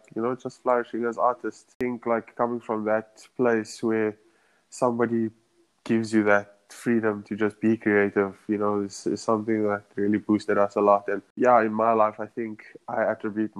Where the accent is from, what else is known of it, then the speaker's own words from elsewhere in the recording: Johannesburg, Gauteng, South Africa; moved away as an adult; now in New York City, United States; born and raised in Johannesburg.